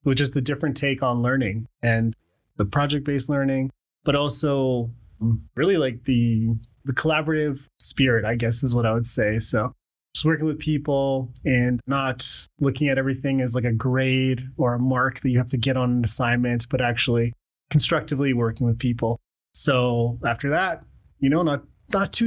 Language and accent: English; Calgary, Alberta, Canada; also born or lived in Khartoum, Sudan / Lethbridge, Canada; I was born in Sudan, Khartoum, Sudan, and my family emigrated to Canada when I was pretty young. So just like a little guy, and we came to Lethbridge originally. And yeah, just like a year or two after that, we moved to Calgary